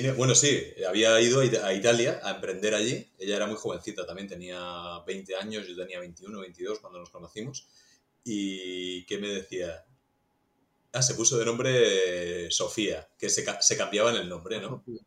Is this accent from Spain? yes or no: yes; Murcia, Region of Murcia, Spain; now in Valencia, Spain; yo nací en Murcia